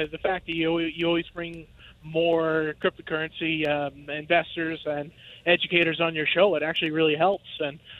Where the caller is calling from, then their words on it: Saskatchewan, Canada; I am driving across Saskatchewan, heading back to Alberta.